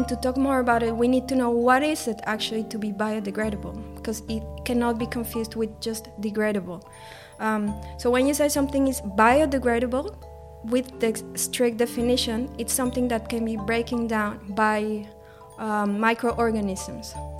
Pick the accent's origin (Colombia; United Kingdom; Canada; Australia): Colombia; moved away; I grew up in Colombia